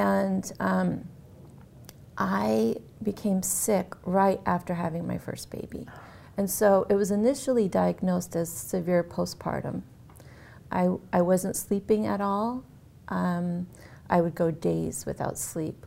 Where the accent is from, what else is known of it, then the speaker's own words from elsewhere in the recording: Massachusetts, United States; I grew up in Massachusetts and in a small town